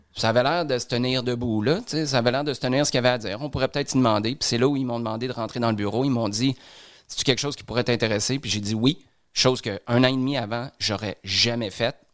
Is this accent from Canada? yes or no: yes; Quebec City, Quebec, Canada; moved away; quand j'étais à Québec dans le temps parce que je suis, je suis de Québec.